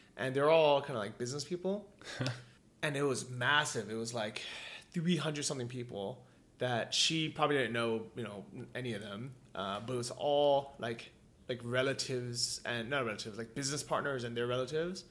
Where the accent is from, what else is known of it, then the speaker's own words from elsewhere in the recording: United States; moved away; I come from America